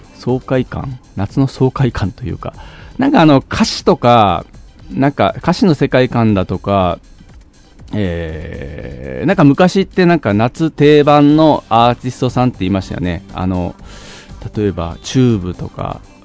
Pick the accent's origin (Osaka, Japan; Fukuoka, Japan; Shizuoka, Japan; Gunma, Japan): Fukuoka, Japan; now in Tokyo, Japan; 福岡出身なんであのソフトバンクホークスをめちゃくちゃ応援してて